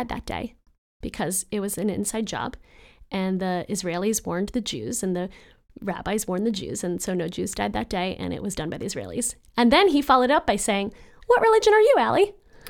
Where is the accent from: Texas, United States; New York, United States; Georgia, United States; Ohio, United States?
New York, United States; I don't know anything about sports, but as a New Yorker.